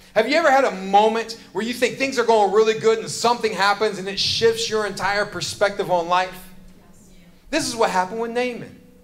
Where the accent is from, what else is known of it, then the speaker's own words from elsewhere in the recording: James River area, Virginia, United States; I grew up in this area. I grew up fishing in the James River.